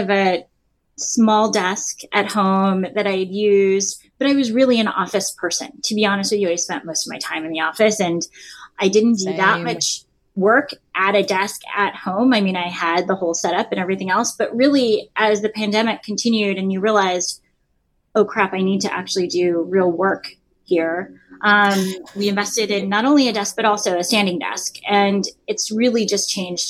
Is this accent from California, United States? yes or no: yes; Los Angeles, California, United States; growing up in Los Angeles